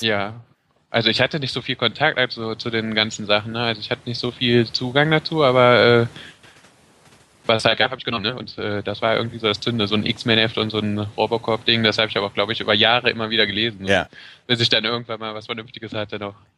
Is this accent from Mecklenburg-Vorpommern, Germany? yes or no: no; Brühl, North Rhine-Westphalia, Germany; Ich komme aus Brück, also ich bin hier schon immer gewesen.